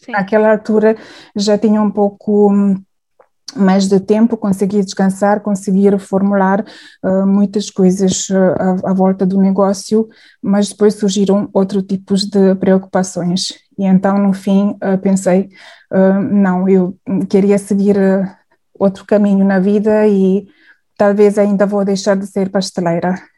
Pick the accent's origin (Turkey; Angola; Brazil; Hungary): Hungary; Portuguese is a second language; moved away as an adult; now in Portugal; eu sou húngara